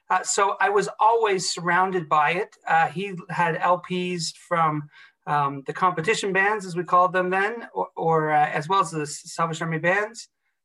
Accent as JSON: {"language": "English", "region": "Ontario", "country": "Canada", "tie": "born or raised there", "also_born_or_lived": "Toronto / Halifax", "said": "I was born in Toronto, in Canada. I'm an officer's kid, though, so I grew up all over, mostly in Ontario, which is sort of center of Canada, but did spend 4 very important formative years in my teens in Halifax, Nova Scotia"}